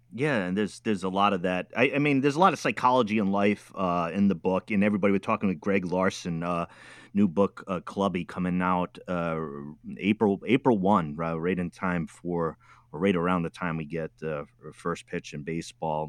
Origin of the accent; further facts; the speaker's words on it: East Coast, United States; also born or lived in Midwest; now in Oregon, United States; I'm from the East Coast